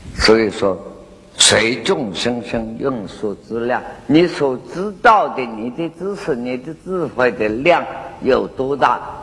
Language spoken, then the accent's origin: Chinese; China; 我们中国人啊